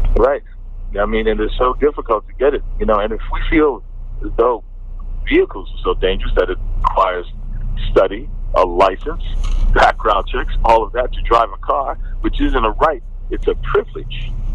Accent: United States; moved away as an adult; now in London, United Kingdom; as an American expatriate

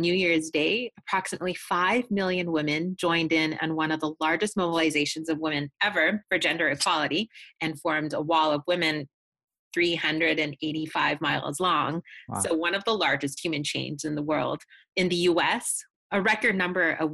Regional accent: Canada; my home country of Canada

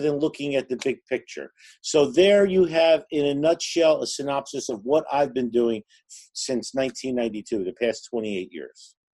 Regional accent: Newark, New Jersey, United States; I grew up in Newark, New Jersey

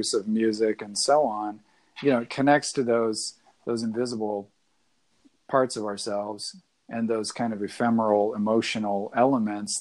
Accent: the Northwest, Pacific Northwest, United States; I'm from the Northwest

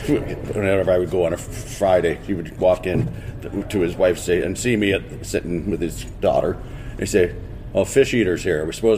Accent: Port Dover, Ontario, Canada; also born or lived in Dublin, Ireland; where we grew up in Port Dover, Ontario, on Lake Erie.

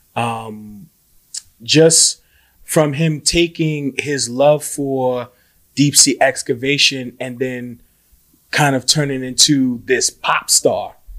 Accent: New York City, New York, United States; being a New Yorker

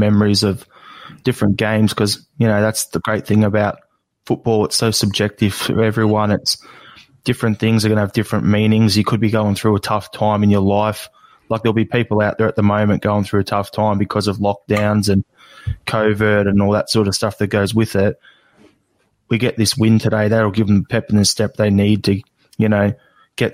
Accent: Australia; also born or lived in Melbourne, Australia; an Australian-born and bred guy

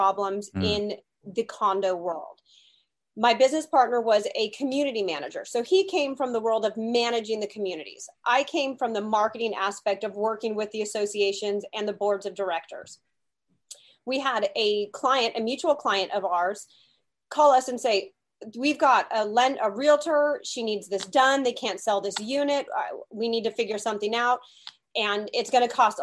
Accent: California, United States; I am a California girl, born and raised in California

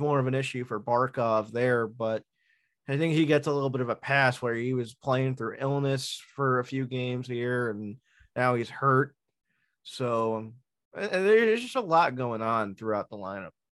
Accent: Long Island, New York, United States; as a New Yorker, a Long Islander, a, a Mets fan

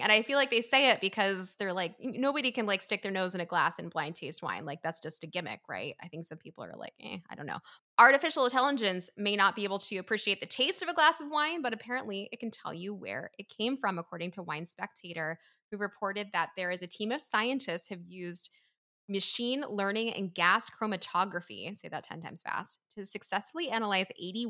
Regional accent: Philadelphia, Pennsylvania, United States; This is just how we talk in the East Coast, because you're from Jersey, I'm from Philly.

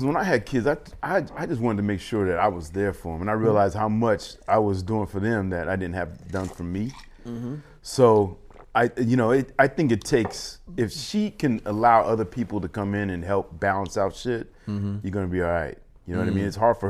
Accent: Pomona, California, United States; It's like the valley. It's like the San Gabriel Valley.

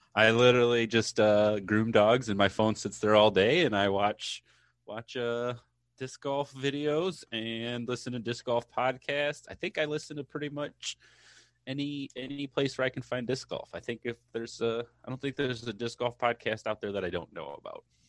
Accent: Michigan, United States; I'm from Michigan. I think I said that in one episode, but, um, from the cold state of Michigan

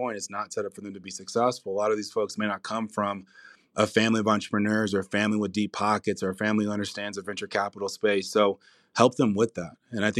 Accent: Compton, California, United States; You know, I grew up in Compton, California.

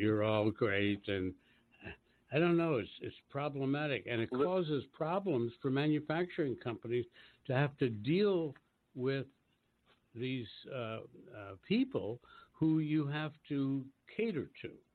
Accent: Washington, District of Columbia, United States; I was born and raised in Washington D.C., and I remember in the 40s when I was growing up

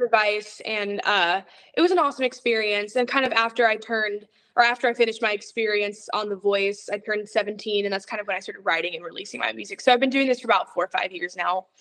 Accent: Atlanta, Georgia, United States; also born or lived in Florida; I've lived here in Atlanta since I was about like four years old

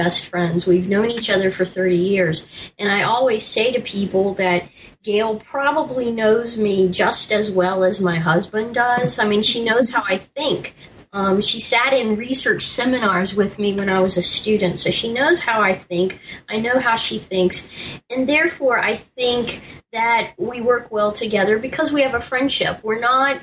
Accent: Washington, District of Columbia, United States; I was raised in around Washington, D.C.

